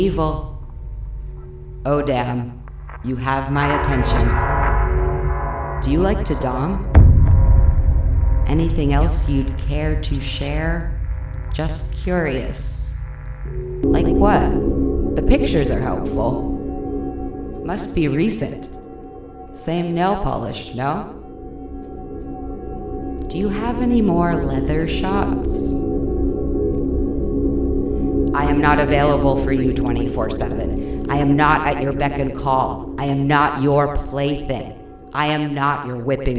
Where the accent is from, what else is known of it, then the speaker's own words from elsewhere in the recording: Bethlehem, Pennsylvania, United States; I was born in Bethlehem, Pennsylvania